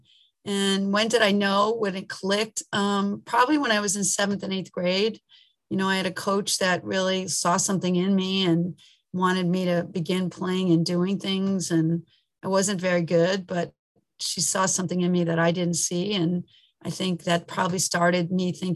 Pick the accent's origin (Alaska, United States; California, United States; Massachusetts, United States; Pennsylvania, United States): Massachusetts, United States; Williamsburg; I grew up about an hour from here, up in the hill towns of Massachusetts, in Williamsburg, Massachusetts.